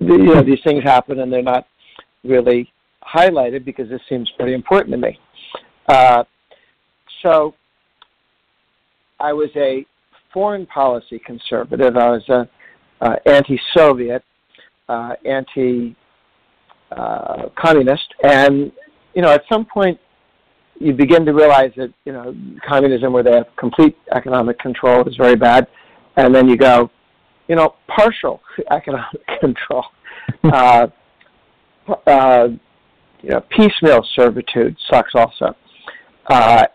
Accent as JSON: {"language": "English", "town": "Weston", "region": "Massachusetts", "country": "United States", "tie": "born or raised there", "said": "my hometown of Weston"}